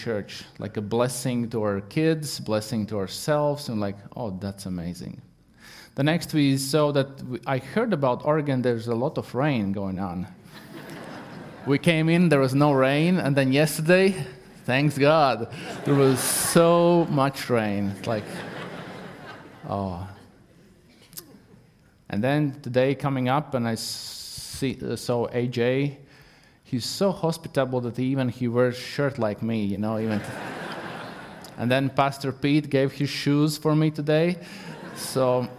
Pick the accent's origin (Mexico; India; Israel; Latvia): Latvia; English is a second language; moved away; I'm not English speaker. I'm Latvian